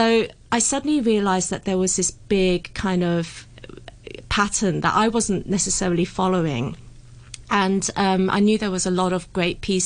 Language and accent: English; United Kingdom; I was brought up in the UK